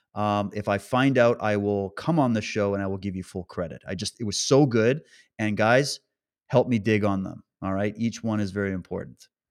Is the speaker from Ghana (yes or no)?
no; Canada; moved away; I come from Canada